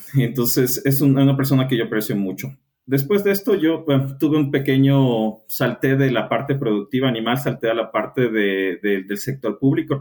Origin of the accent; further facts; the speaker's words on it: Ecuador; soy ecuatoriano